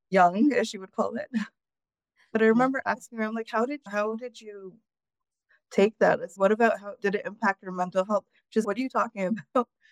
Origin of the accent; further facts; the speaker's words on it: United States; I was born in the United States